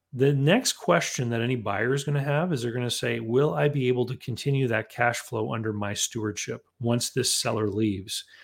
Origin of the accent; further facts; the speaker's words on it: Canada; growing up in Canada, that involved shoveling a lot of snow